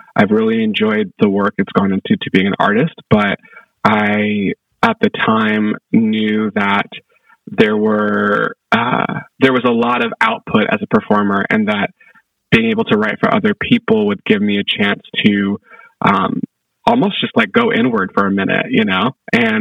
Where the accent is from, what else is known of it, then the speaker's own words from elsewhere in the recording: United States; growing up in America